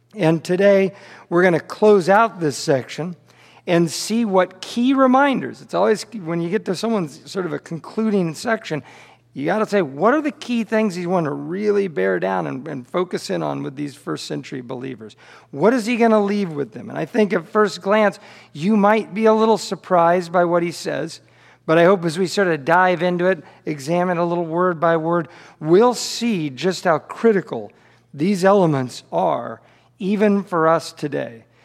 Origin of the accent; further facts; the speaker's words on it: Kansas City, Missouri, United States; born and raised in Kansas City